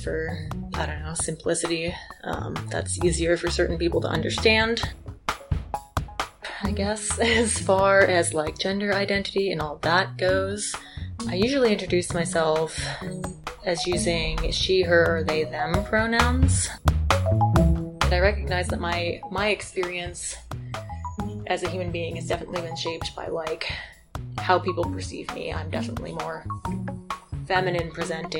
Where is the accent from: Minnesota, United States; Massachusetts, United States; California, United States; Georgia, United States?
Massachusetts, United States; Western; moved away as an adult; also born or lived in Wyoming; now in Moab, United States; I grew up in Western Massachusetts.